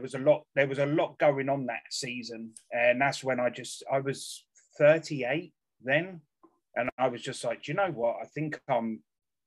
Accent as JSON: {"language": "English", "town": "Bracknell", "region": "South East England", "country": "United Kingdom", "tie": "born or raised there", "also_born_or_lived": "Surrey", "said": "I grew up in Bracknell, obviously, when I was a lot younger."}